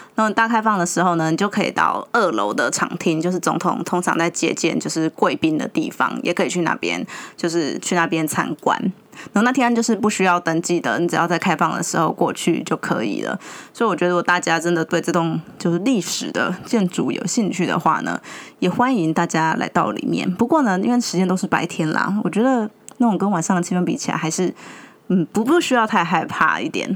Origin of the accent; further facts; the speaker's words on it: Yunlin County, Taiwan; moved away; 我以前在云林长大，其实我记得小时候啊，就湖尾那边的中原普渡都非常地盛大